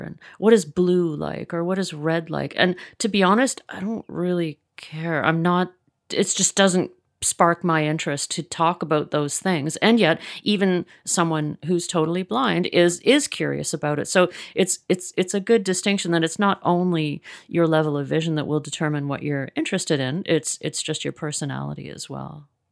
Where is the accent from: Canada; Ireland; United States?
Canada; Mississauga, Ontario; now in Toronto, Canada; I grew up in Mississauga